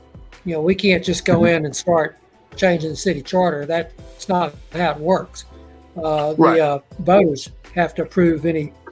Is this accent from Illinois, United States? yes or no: no; Port Arthur, Texas, United States; I'm native to the area. I grew up in Port Arthur, went to Lamar University